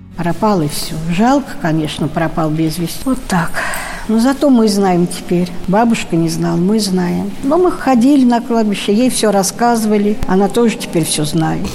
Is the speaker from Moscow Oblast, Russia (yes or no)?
yes; Zaraysk, Moscow Oblast, Russia; я из Зарайска